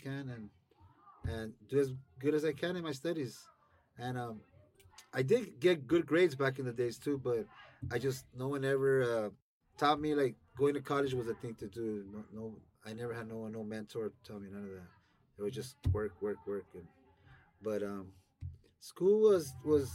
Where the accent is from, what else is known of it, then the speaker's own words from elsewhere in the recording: Los Angeles, California, United States; Growing up in Ramona Gardens was like no other place